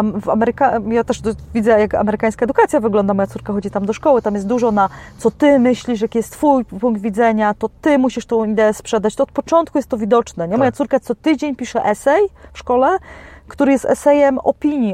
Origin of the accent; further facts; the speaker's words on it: Poland; jestem z Polski